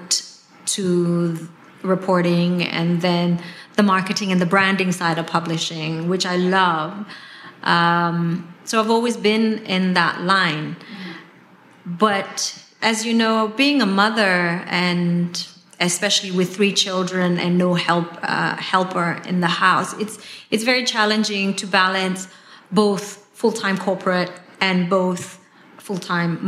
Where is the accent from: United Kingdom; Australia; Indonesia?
Indonesia; West Java; moved away; I'm Indonesian, I grew up in West Java